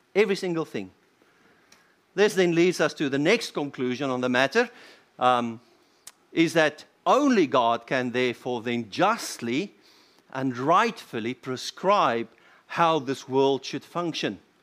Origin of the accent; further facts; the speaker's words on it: South Africa; as a South African